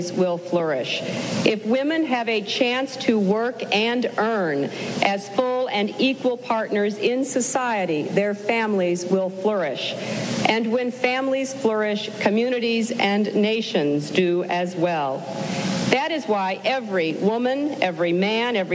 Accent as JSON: {"language": "English", "country": "United States", "said": "As an American"}